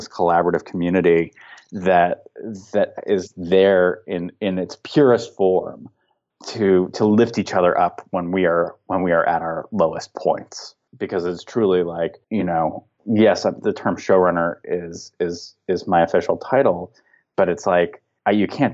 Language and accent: English; San Fernando and San Gabriel Valley, California, United States; I grew up in the San Fernando and San Gabriel Valley. So it was like, this is my home